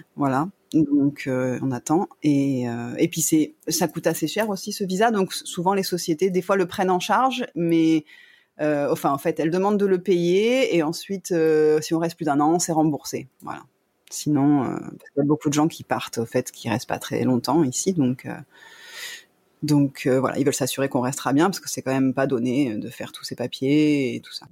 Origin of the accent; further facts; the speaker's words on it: Toulon, Provence-Alpes-Côte d'Azur, France; moved away as an adult; now in Phuket, Thailand; je suis originaire de Toulon, donc dans le sud de la France